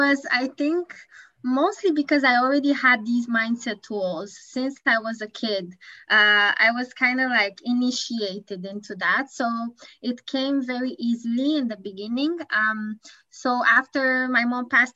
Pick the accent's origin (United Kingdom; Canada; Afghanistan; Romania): Romania; Bucharest; moved away as an adult; now in Tokyo, Japan; I live in Japan, but I'm originally from Bucharest, Romania